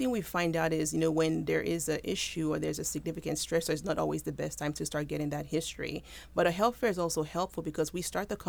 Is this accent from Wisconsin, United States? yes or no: no; Houston, Texas, United States; So I moved here from Texas, but I always say Texas was my segue because my parents are actually Nigerian, so I'm a first-generation American.